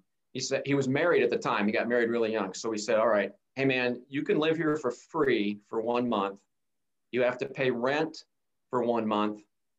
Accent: Wichita, Kansas, United States; So I grew up in a handful of different cities, but most of it was in Wichita, Kansas.

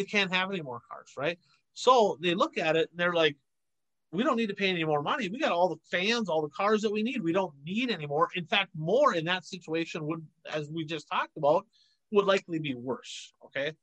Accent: Chisholm, Minnesota, United States; I'm from Chisholm, Minnesota, Field of Dreams

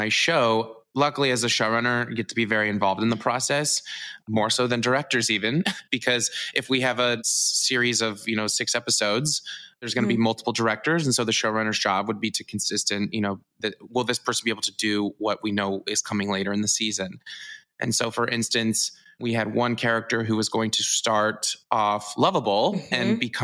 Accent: Missouri, United States; moved away; I'm from Missouri

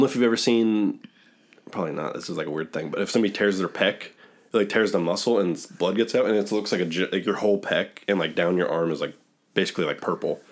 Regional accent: Dayton, Ohio, United States; we're from Dayton, Ohio

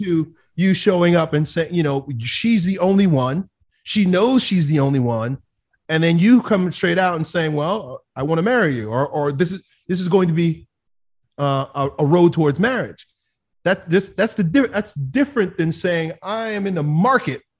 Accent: Long Island, New York, United States; I grew up in Long Island, New York

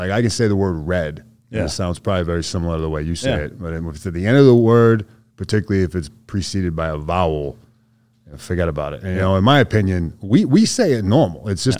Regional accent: Boston, Massachusetts, United States; accent: Boston; The most Boston thing about me? I guess I'd say probably just the way I talk.

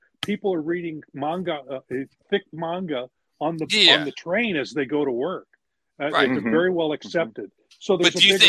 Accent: United States; As an American, I know this.

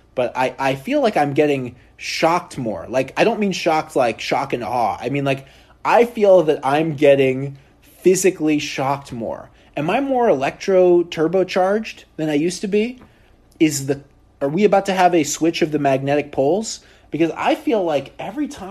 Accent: Oregon, United States; now in New York, United States; I grew up in Oregon

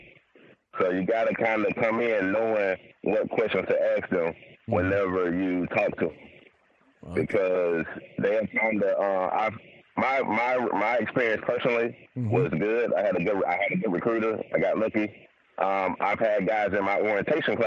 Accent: Louisiana, United States; I'm from Louisiana.

